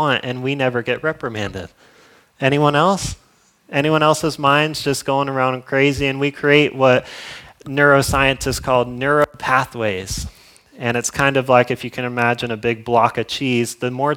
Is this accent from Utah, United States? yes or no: no; Florida, United States; I'm from Florida. I don't know if you guys know that, but I'm from Florida